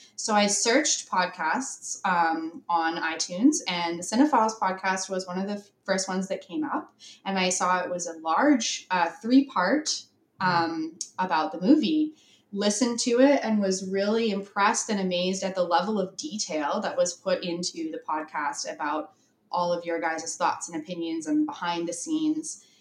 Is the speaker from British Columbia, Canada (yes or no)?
yes; British Columbia, Canada; also born or lived in San Francisco; I am from Canada